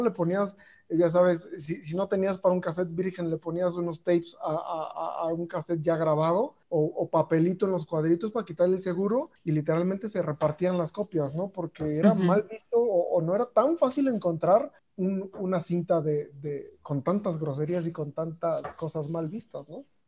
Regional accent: Mexico; escuchamos los mexicanos

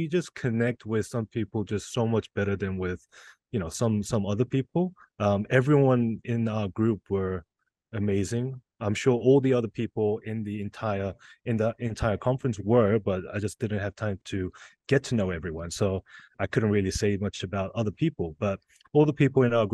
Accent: Las Vegas, Nevada, United States; we're both from Vegas

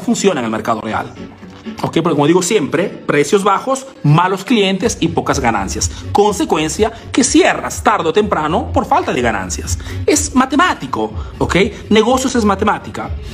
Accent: Peru; now in Italy; soy latino, soy peruano

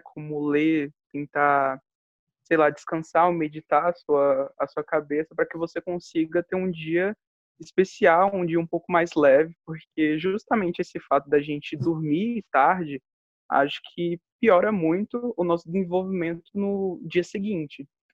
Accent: Brasília, Federal District, Brazil; sou de Brasília

